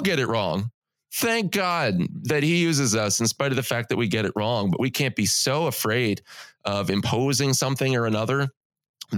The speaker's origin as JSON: {"language": "English", "country": "United States", "said": "as American evangelicals"}